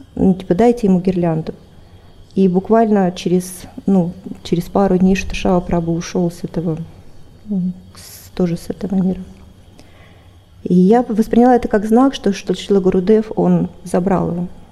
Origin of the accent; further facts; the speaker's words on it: Siberian backcountry, Russia; я родилась в России, в, в сибирской глубинке